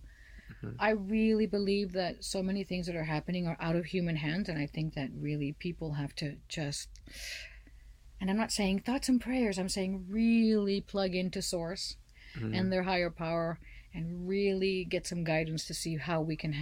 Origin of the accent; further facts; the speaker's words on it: Laredo, Texas, United States; now in Austin, United States; I grew up in Laredo and I'm in Austin right now